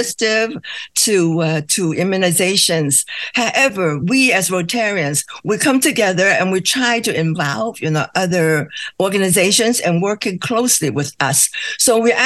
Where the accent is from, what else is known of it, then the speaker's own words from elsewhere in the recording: Hong Kong; now in United States; Originally, my hometown is Hong Kong